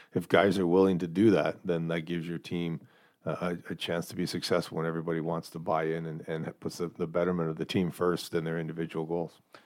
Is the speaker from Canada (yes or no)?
yes; Sault Ste. Marie, Ontario, Canada; the junior team in my hometown.